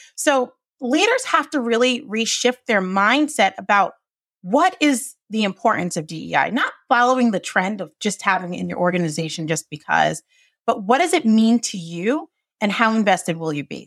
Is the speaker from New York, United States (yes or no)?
no; Johnston, Rhode Island, United States; I grew up in Johnston, Rhode Island